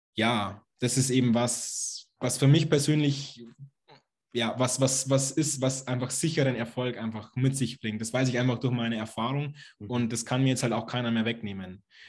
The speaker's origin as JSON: {"language": "German", "region": "Lower Bavaria", "country": "Germany", "said": "Ich komme aus Niederbayern, aus einem kleinen Dorf sozusagen."}